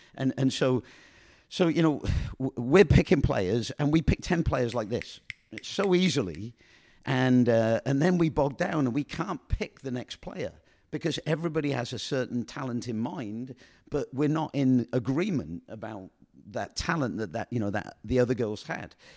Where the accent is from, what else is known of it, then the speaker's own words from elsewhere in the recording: Oxford, South East England, United Kingdom; moved away; I come from Oxford, England, you know, and, and I was born up, brought up in a boarding house